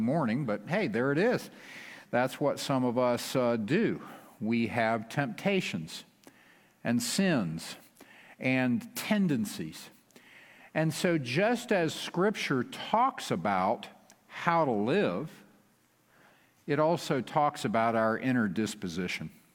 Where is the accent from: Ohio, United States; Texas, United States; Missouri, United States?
Texas, United States; West; we are from West Texas